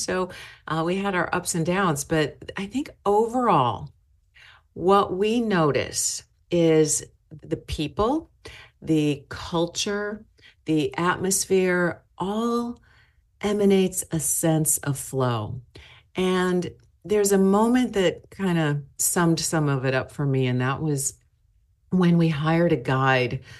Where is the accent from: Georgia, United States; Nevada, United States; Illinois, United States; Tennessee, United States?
Illinois, United States; Chicago; now in Seattle, United States; I, I started out in Chicago.